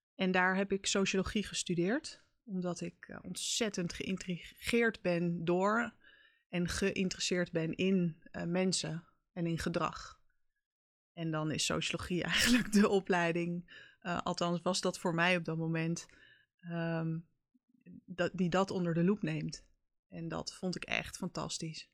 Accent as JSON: {"language": "Dutch", "town": "Haarlem", "region": "North Holland", "country": "Netherlands", "tie": "born or raised there", "also_born_or_lived": "Amsterdam", "said": "Ik ben eh, geboren en getogen in Haarlem"}